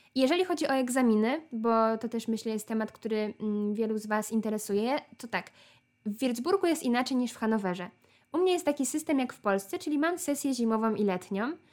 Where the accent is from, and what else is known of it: Poland